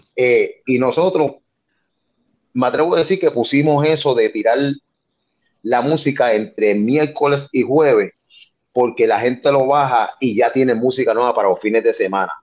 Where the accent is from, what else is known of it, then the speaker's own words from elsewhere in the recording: Carolina, Puerto Rico; soy de Carolina